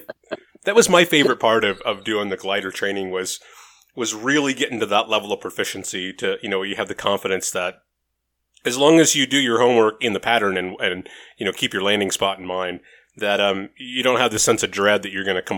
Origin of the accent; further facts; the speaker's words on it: Las Vegas, Nevada, United States; I'm from Vegas.